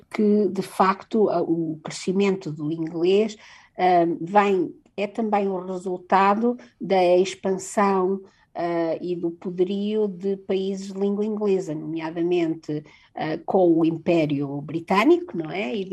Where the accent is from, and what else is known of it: Portugal